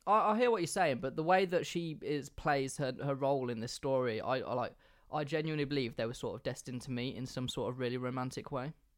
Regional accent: England, United Kingdom; I'm English

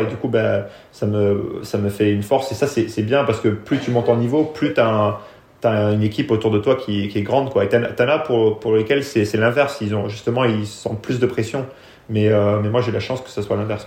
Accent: France; also born or lived in England; la, France, c'est là où j'ai grandi

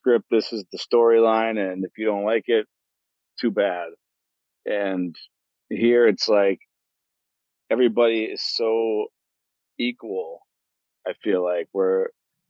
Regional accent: Cleveland, Ohio, United States; my hometown in Cleveland, Ohio.

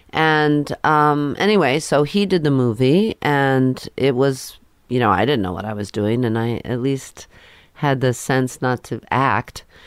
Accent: New Jersey, United States; also born or lived in Queens, New York; I grew up in Queens for a while, and then we moved to New Jersey

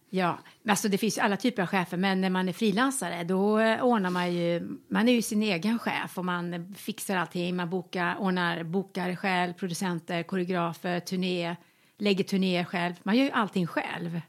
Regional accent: Västergötland, Västra Götaland, Sweden; moved away; also born or lived in Malmö; när jag bodde alltså, hemma i Västergötland

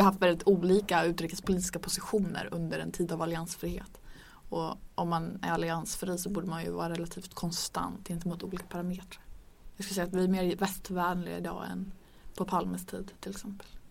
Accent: Örnsköldsvik, Västernorrland County, Sweden; Jag kommer från Örnsköldsvik

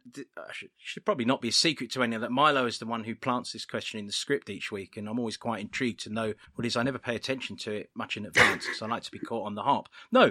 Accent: United Kingdom; I'm British.

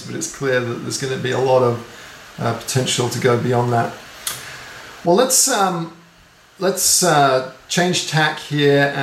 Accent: north of England, Yorkshire and the Humber, United Kingdom; I grew up in England, and north of England in Yorkshire

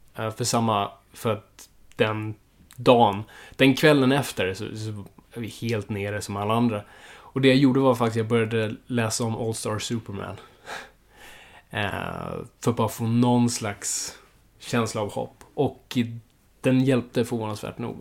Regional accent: Stockholm, Stockholm County, Sweden; jag är uppvuxen i Stockholm, jag är innerstadskid på så vis

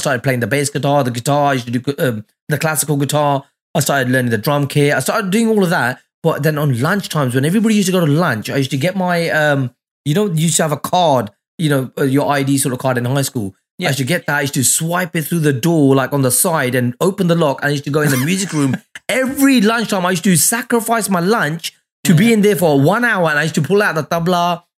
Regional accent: Mullapur, Punjab, India; I said, mate, I'm from Mullapur. How lucky was that?

